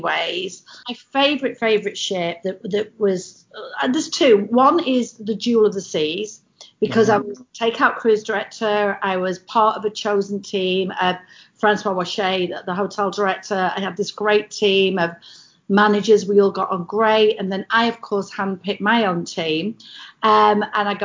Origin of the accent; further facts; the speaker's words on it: England, United Kingdom; accent: English; moved away as an adult; now in United States; you're English, how long have you lived here? And I'll say, oh, 20 years. You didn't lose your accent